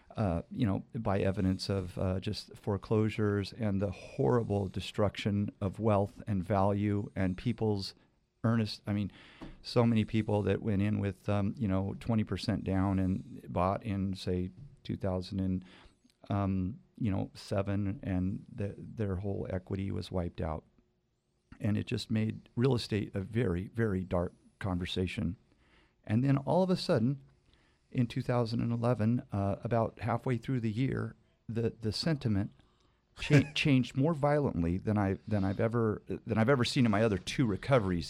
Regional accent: Fresno, California, United States; moved away as an adult; also born or lived in Cayucas, California; now in Cayucos, United States; I was born and raised in Fresno

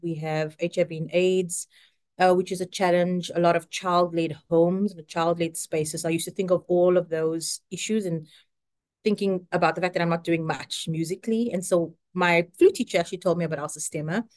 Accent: South Africa; moved away as an adult; now in United States; I am South African and have been in the United States for, I think it's now eleven years

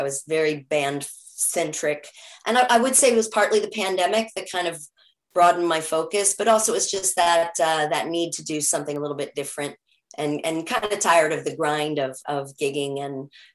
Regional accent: New York City, New York, United States; also born or lived in Topanga Canyon / Joshua Tree; now in Topanga Canyon and Joshua Tree, United States; I'm originally from New York City.

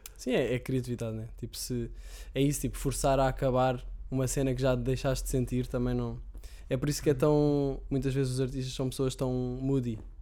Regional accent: Sintra, Lisbon, Portugal; Eu, eu, sou de Sintra, antes vivia em casa dos meus pais em Sintra

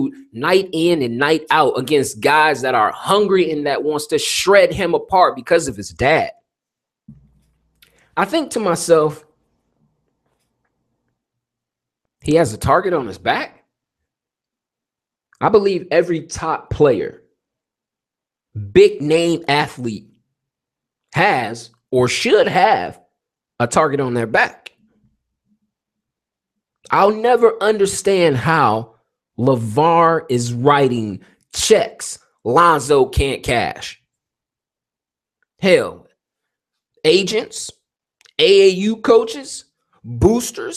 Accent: Detroit, Michigan, United States; My hometown, Detroit

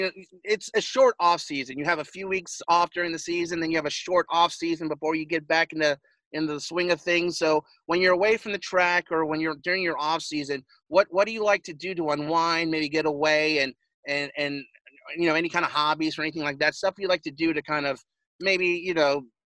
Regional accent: Las Vegas, Nevada, United States; Now, growing up in Las Vegas, we all know the Bush brothers, Kurt and Kyle, who are also from Las Vegas as well.

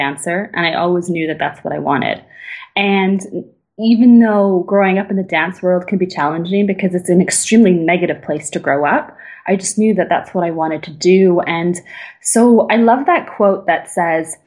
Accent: Canada; moved away as an adult; now in Berlin, Germany; I'm truly Canadian

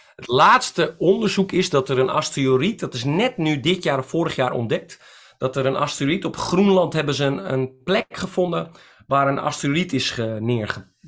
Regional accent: Netherlands; ik ben ook een Nederlander

